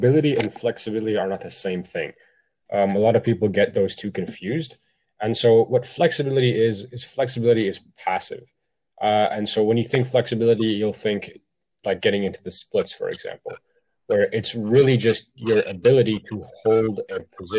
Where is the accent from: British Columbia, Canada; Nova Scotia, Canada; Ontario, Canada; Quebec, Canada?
Ontario, Canada; Ottawa; I am from Ottawa